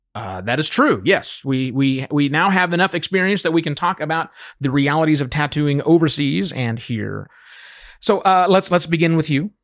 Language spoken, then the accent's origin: English; United States; moved away as an adult; as American citizens returning home after three and a half years living and working overseas